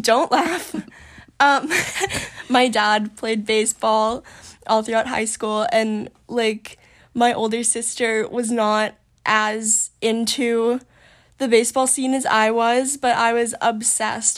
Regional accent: Maine, United States; also born or lived in Portland, Maine / York, Maine / Yarmouth, Maine; I've lived in Maine my whole life

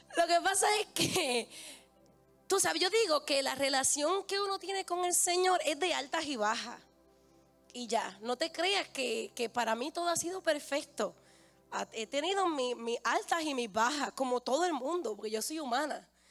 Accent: Bayamón, Puerto Rico; si yo vengo de Bayamón

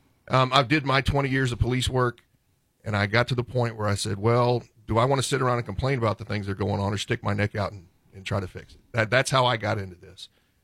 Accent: Dripping Springs, Texas, United States; also born or lived in Harris County, Texas; now in Gillespie County, United States; I'm from Dripping Springs.

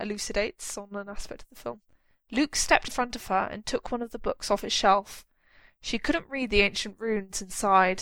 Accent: United Kingdom; as a British person

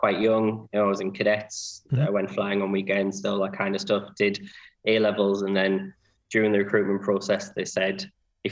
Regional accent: Sunderland, North East England, United Kingdom; I was born and grew up in Sunderland.

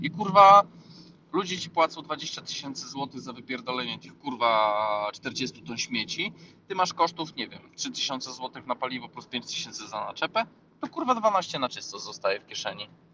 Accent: Rzeszów, Subcarpathian Voivodeship, Poland; my z Rzeszowa

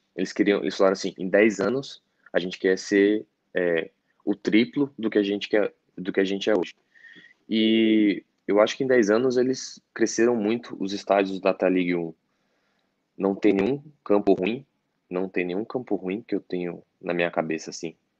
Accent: Assis, São Paulo, Brazil; moved away as an adult; nasci em Assis, eu nasci no interior de São Paulo, eu aí eu mudei para São Paulo em 2001

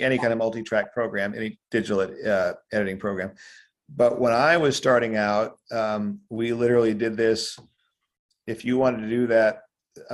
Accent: Denver, Colorado, United States; I grew up in Denver, Colorado

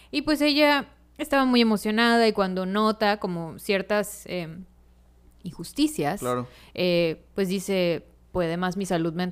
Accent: Mexico; como mexicanos

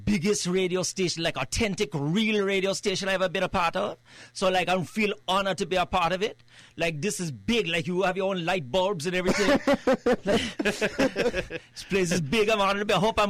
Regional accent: Trinidad, Trinidad & Tobago; Well, you know, I'm actually from Trinidad. I know that wasn't the question. I'm actually from Trinidad.

